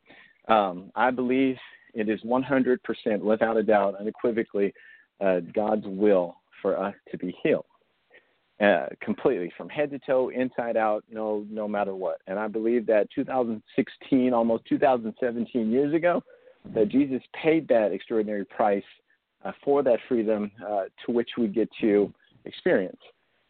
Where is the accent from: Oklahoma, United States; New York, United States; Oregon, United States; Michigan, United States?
Oklahoma, United States; moved away as an adult; now in Texas, United States; I'm actually from Oklahoma, but I met my wife in Oklahoma, and we came down here